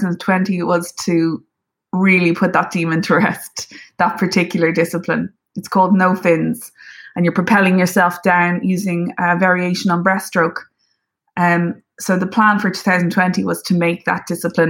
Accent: Ireland; as an Irish person

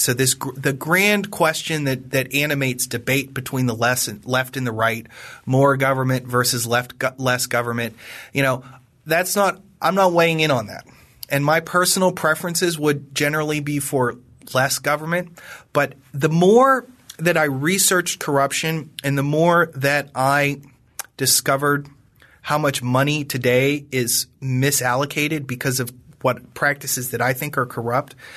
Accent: Western Pennsylvania, United States; I come from, I come from Western Pennsylvania, which was the home of the Whiskey Rebellion, and that's sort of in my bones and in my blood

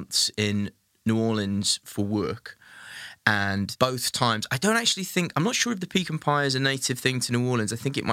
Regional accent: Wales, United Kingdom; I'm being Welsh

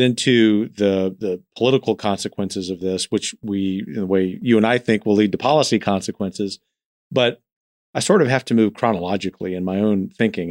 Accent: the South, United States; being a Southerner

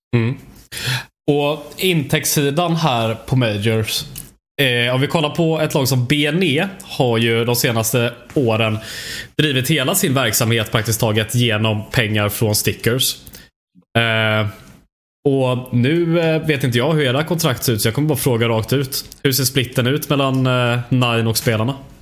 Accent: Sweden; vi är svenskar

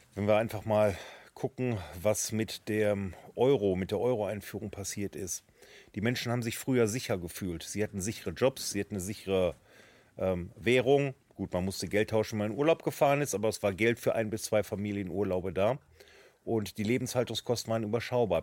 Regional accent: Germany; ich bin deutscher Politiker

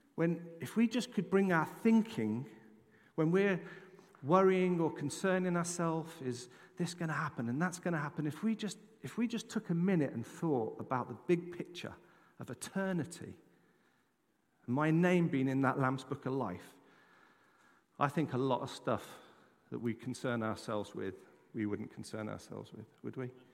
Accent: England, United Kingdom; moved away; I'm an Englishman. I'm very proud to be an Englishman.

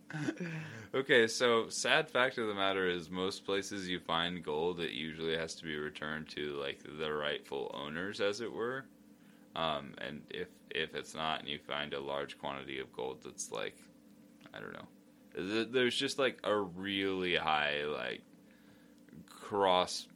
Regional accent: United States; I'm American.

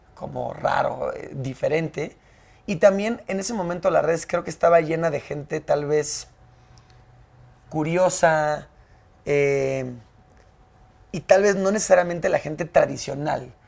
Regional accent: Mexico City, Mexico; also born or lived in United States; yo nací aquí en la CDMX. Sí. Nací el 29 de marzo del 96. Soy chilango.

